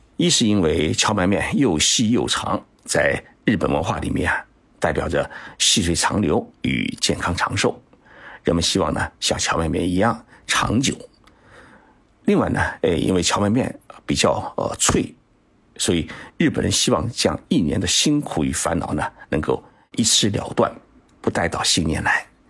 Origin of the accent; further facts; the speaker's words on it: Zhoushan, Zhejiang, China; moved away; 我的老家是在舟山市沈江岷港